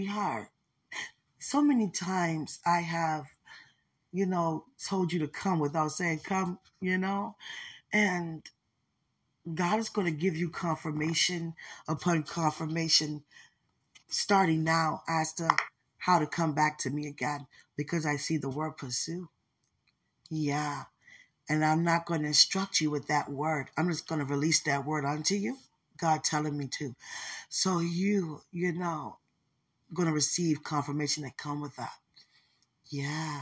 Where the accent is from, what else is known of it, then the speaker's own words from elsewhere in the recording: United States; I grew up in America